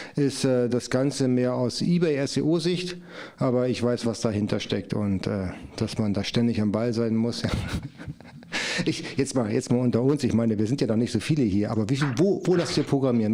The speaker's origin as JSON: {"language": "German", "country": "Germany", "said": "Ich komme aus der Nähe von Bremen"}